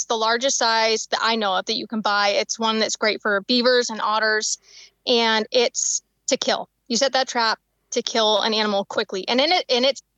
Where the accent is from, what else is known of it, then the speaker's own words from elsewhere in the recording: Washington, United States; now in Idaho, United States; I grew up in Washington, about like 2 miles from the Idaho border